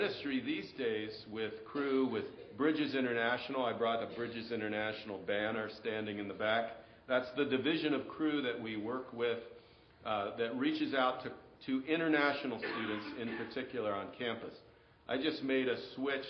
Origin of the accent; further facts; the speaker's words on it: Quarryville, Pennsylvania, United States; moved away; I'm from Quarryville. This is my home, you know, Solanco High School in Millersville University. I'm as local as they come